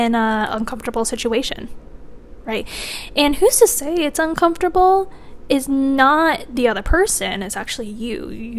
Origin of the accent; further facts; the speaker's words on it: Michigan, United States; now in Virginia, United States; I'm from Michigan, and Michigan summers are also hot, but they're not as hot as Virginia